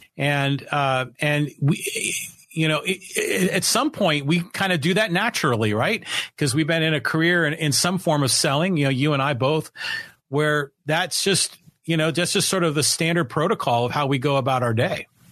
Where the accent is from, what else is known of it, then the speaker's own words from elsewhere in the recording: San Francisco Bay Area, California, United States; moved away as an adult; now in San Diego, United States; I grew up in the San Francisco Bay Area